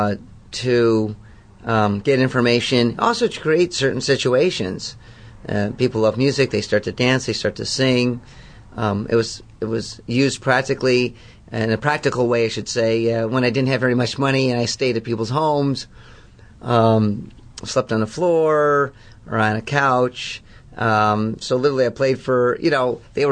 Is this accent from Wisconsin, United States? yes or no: no; San Diego, California, United States; also born or lived in Detroit, Michigan; middle school through undergrad in San Diego